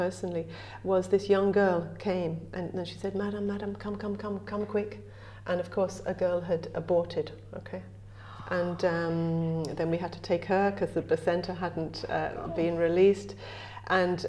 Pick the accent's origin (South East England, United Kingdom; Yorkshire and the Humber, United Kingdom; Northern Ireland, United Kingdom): South East England, United Kingdom; Brighton; accent: English; moved away as an adult; now in Ireland; I come from Brighton originally. A long time ago, I lived in Brighton by the sea.